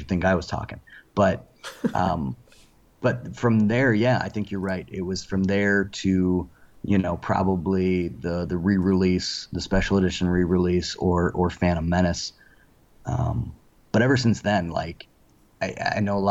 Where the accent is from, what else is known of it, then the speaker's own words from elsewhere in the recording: Medina, Ohio, United States; I grew up mostly in Medina, Ohio, which is about 40 minutes south of Cleveland, Ohio